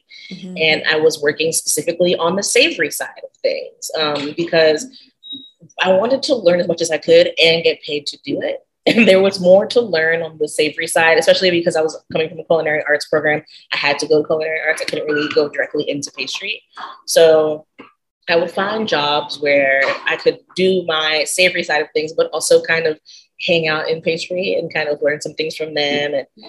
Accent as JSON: {"language": "English", "region": "Maryland", "country": "United States", "moved": "as an adult", "lives_now": "Richmond, United States", "said": "I'm from Maryland originally. I currently reside in Richmond, Virginia. I went to college here, and after that, I went to culinary school back home. And I moved back here literally exactly 9 years to the day that I left."}